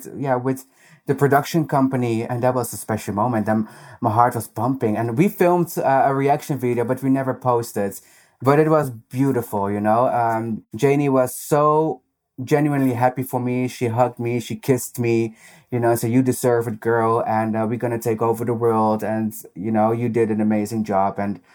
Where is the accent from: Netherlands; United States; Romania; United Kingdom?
Netherlands; accent: Dutch; English is a second language; I hope they're not going to make fun of my very Dutch accent.